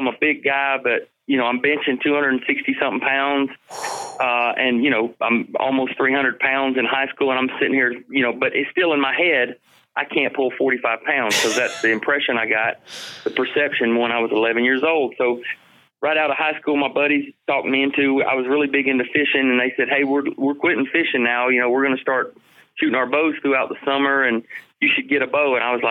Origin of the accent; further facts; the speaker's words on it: Ohio, United States; born there; I was born in Ohio.